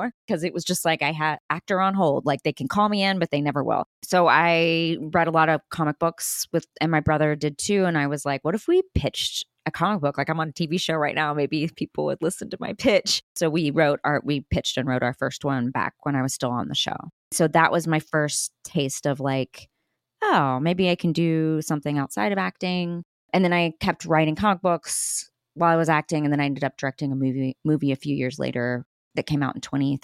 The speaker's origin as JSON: {"language": "English", "region": "Texas", "country": "United States", "said": "I'm from Texas. So we just speak loudly"}